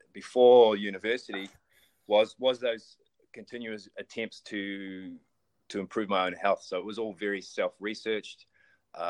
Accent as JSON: {"language": "English", "country": "New Zealand"}